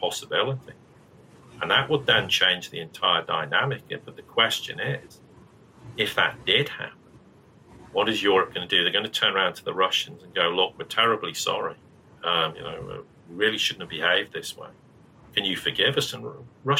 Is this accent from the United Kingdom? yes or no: yes; United Kingdom; Britain, which I'm British